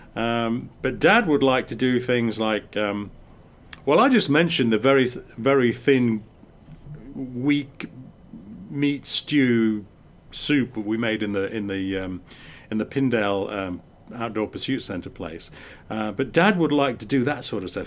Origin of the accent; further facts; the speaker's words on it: England, United Kingdom; when we were growing up in England, we were so isolated